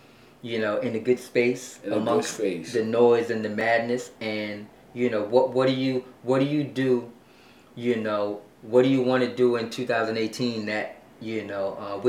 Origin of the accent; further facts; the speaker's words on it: New York City, New York, United States; I'm from Brooklyn.